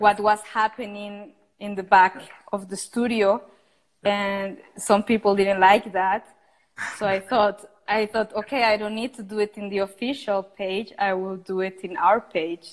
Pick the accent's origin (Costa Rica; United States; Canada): Costa Rica; I come from Costa Rica, where is where I'm at the moment